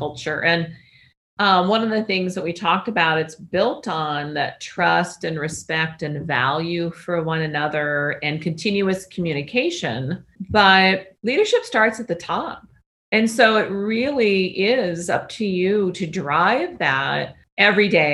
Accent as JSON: {"language": "English", "town": "Cedar Rapids", "region": "Iowa", "country": "United States", "tie": "born or raised there", "moved": "yes", "lives_now": "Arizona, United States", "said": "growing up in Cedar Rapids, Iowa"}